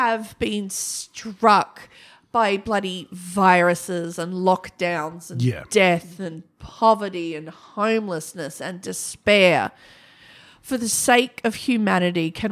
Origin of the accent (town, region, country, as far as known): Broken Hill, New South Wales, Australia; born or raised there; moved away